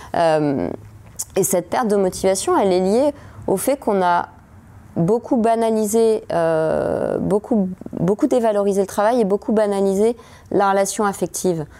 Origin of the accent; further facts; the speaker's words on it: France; en tant que française, en tant que mère de famille